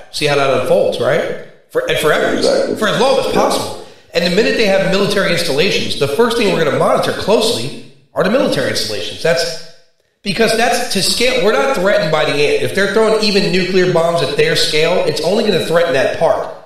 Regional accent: New York City, New York, United States; I grew up in Brooklyn

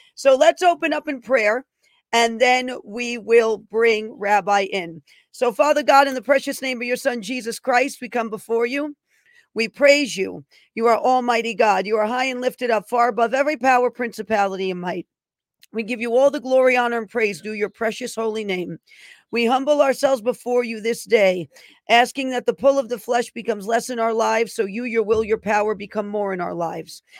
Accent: New York City, New York, United States; born in the Bronx, New York.

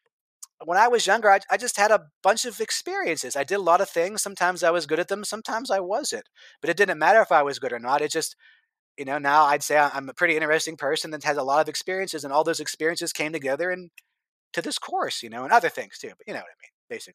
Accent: United States; born or raised there

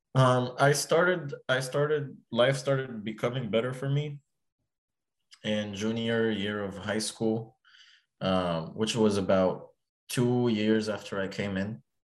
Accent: Egypt; now in United States; I'm from Egypt

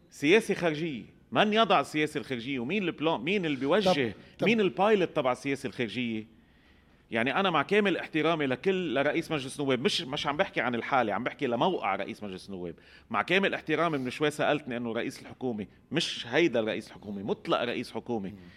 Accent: Lebanon; عندنا بلبنان

